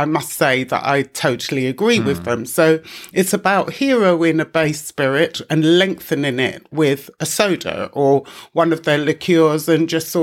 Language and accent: English; London, United Kingdom; we grew up in East London, where you knew where you were